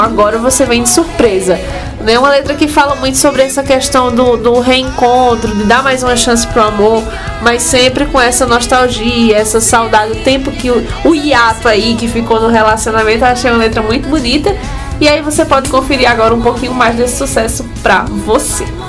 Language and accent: Portuguese; Santana do Cariri, Ceará, Brazil; minha terra natal, Santana do Cariri